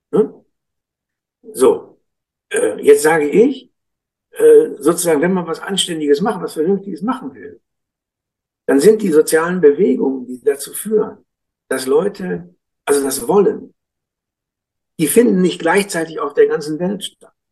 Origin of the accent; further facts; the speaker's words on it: Münster, North Rhine-Westphalia, Germany; Ich komme aus Münster, da denke ich, habe ich immer gedacht, warum?